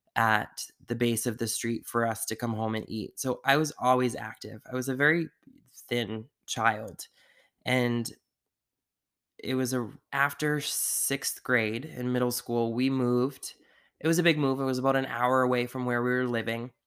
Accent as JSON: {"language": "English", "town": "Sandwich", "region": "Massachusetts", "country": "United States", "tie": "born or raised there", "also_born_or_lived": "Taunton, Massachusetts", "said": "where we grew up on the Cape in Massachusetts in Sandwich was just a very closed off community"}